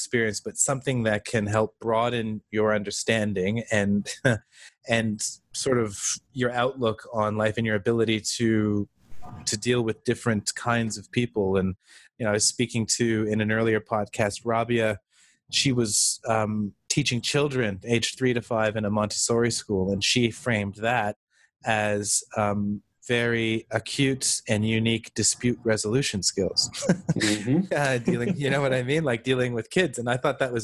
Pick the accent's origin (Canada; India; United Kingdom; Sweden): Canada; I am Canadian